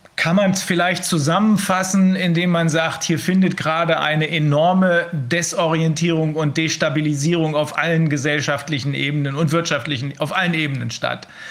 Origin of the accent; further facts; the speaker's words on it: Germany; bei uns in Deutschland